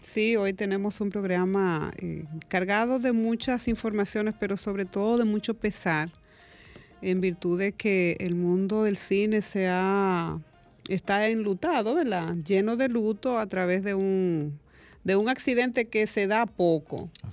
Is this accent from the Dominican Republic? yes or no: yes; Dominican Republic; como dominicano